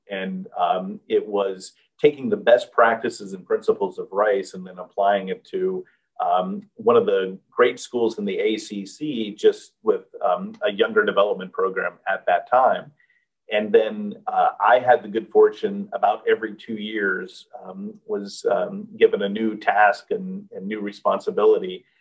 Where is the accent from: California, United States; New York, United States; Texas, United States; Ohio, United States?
Texas, United States; Houston; moved away; back in my hometown of Houston, and I loved uh, being able to return um, uh, to my hometown community